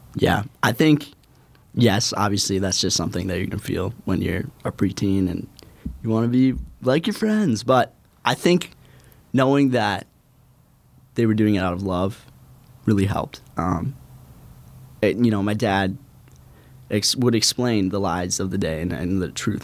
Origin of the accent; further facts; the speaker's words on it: Robbinsdale, Minnesota, United States; I'm from Robbinsdale, Minnesota, right outside the Twin Cities